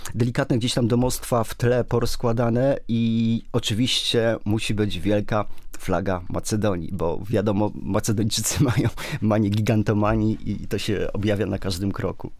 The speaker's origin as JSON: {"language": "Polish", "country": "Poland", "said": "my jesteśmy z Polski"}